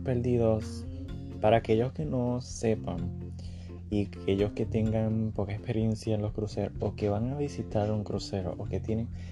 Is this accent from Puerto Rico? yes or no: yes; Puerto Rico; now in Orlando, United States; soy puertorriqueño